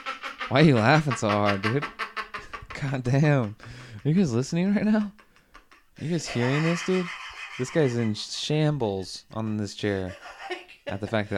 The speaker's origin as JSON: {"language": "English", "region": "Washington", "country": "United States", "tie": "born or raised there", "moved": "as an adult", "lives_now": "California, United States", "said": "So I was born in Washington, raised in Washington."}